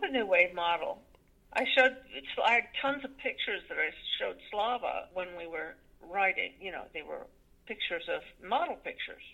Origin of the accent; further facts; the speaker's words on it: Connecticut, United States; in Connecticut, the town I was born